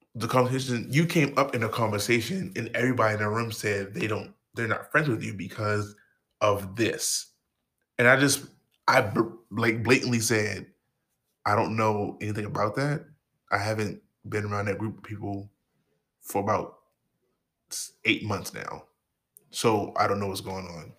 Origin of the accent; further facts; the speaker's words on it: Baltimore, Maryland, United States; I'm from Baltimore, motherfucking Maryland